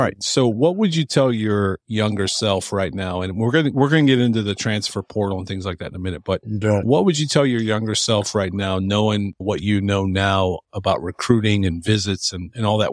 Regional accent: Hilliard, Ohio, United States; born or raised there

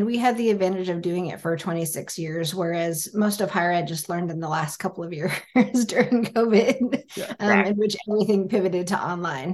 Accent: United States; I was born and raised in the States

